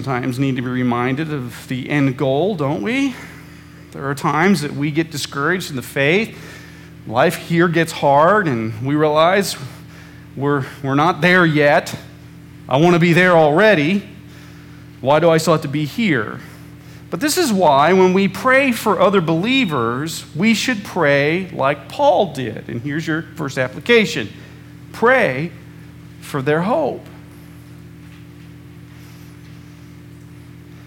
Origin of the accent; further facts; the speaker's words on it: Central Illinois, United States; when I was a kid growing up in Central Illinois